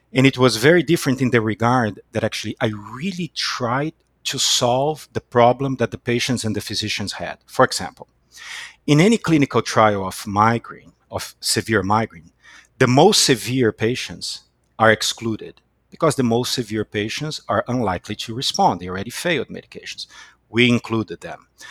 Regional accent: Brazil; moved away as an adult; now in United States; I was born in Brazil and I came to the United States in 2001

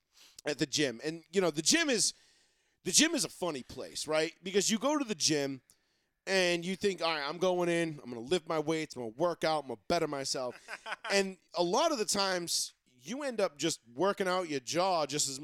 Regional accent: Houston, Texas, United States; born there; I mean, I was born in Houston, so I'm partial to everything Houston, you know, Houston based.

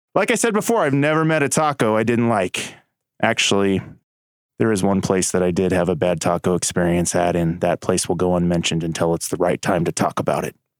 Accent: Stanley, Kansas, United States; growing up in Stanley, Kansas.

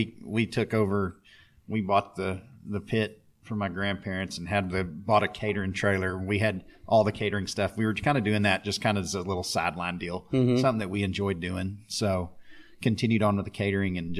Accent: Abilene, Texas, United States; I was born and raised here in Abilene, Texas

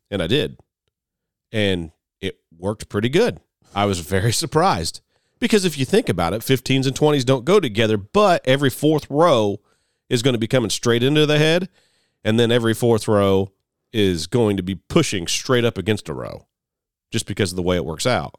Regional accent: United States; I'm an American farmer

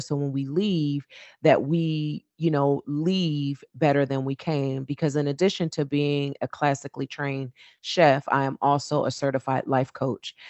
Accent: Trenton, New Jersey, United States; growing up in my hometown of Trenton, New Jersey

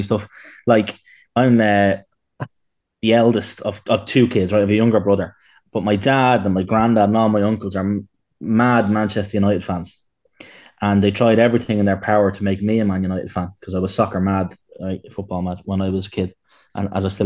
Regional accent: Dublin, Leinster, Ireland; we grew up together in Glenview on Tala

